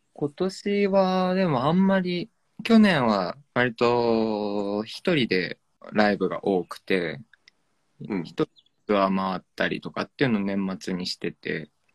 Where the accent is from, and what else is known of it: Ome, Tokyo, Japan; born or raised there